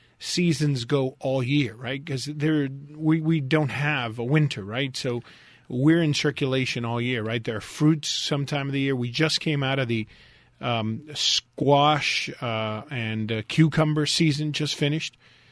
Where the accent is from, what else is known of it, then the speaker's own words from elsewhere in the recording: Westchester, Florida, United States; also born or lived in Key West, Florida; I grew up in Westchester and spent a huge part of my life there. So I know that area really well.